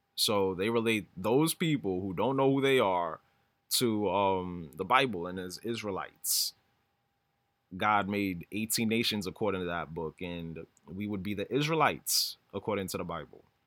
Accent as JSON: {"language": "English", "region": "New York", "country": "United States", "tie": "born or raised there", "said": "I've been living in New York my whole life"}